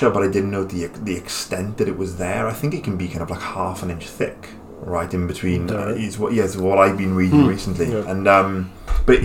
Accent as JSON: {"language": "English", "region": "Wales", "country": "United Kingdom", "said": "I'm Welsh"}